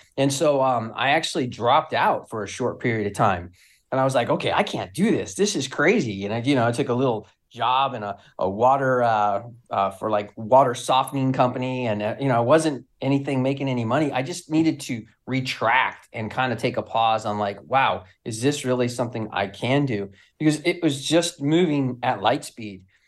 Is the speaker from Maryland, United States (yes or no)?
no; Southern California, United States; I'm from California, Southern Cal